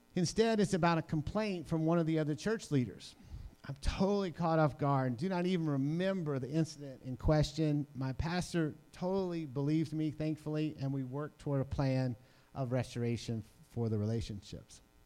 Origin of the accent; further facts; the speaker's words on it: New Orleans, Louisiana, United States; I'm from New Orleans